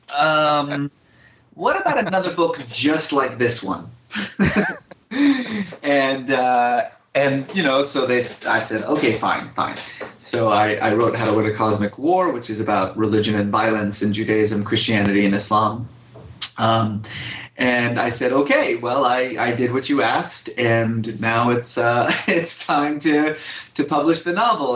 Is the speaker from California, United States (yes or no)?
yes; Bay Area, California, United States; also born or lived in Iran; I grew up mostly in the Bay Area